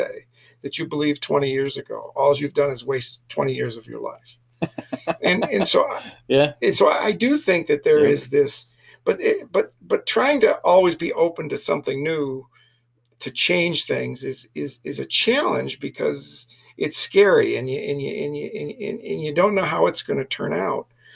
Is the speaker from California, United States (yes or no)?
no; Flint, Michigan, United States; moved away; I'm a city boy. I'm from Flint, Michigan.